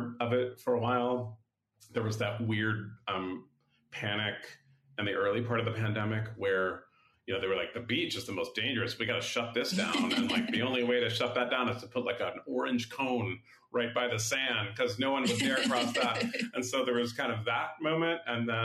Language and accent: English; San Francisco, California, United States; I am born and raised in San Francisco